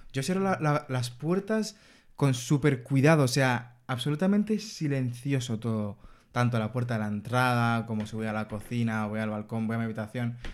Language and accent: Spanish; Dominican Republic; en mi casa somos dominicanos